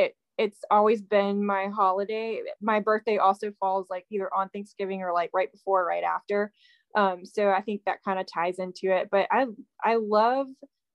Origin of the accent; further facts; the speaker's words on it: Virginia, United States; So hello, I'm from Virginia, and I've been doing this for probably, about 3 years now